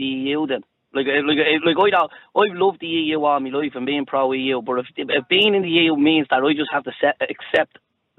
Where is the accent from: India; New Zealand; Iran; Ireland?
Ireland; there's nothing wrong with loving being Irish